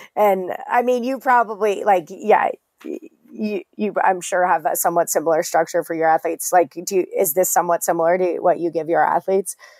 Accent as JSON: {"language": "English", "town": "Englewood", "region": "Colorado", "country": "United States", "tie": "born or raised there", "said": "I grew up in Colorado. My dad's from Colorado. He's, I'm from Englewood, um, so not far from you"}